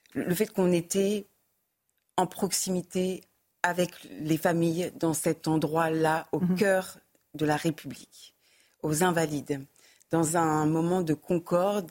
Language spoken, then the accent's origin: French; France; en tant que Français